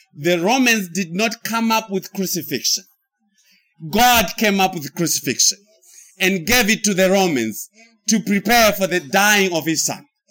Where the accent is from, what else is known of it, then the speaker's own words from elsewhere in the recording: Zimbabwe; now in United States; I came from the United States. But before I went to the United States, I came from Zimbabwe. So I pre existed my life in the United States because I was in Zimbabwe.